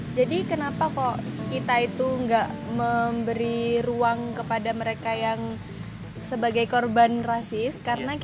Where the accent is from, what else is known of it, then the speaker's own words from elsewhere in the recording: Jember, East Java, Indonesia; aku nih kan orang Jember